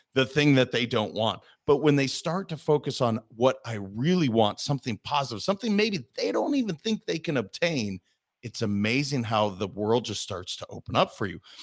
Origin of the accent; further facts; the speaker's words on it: Montana, United States; I'm a kid from Montana.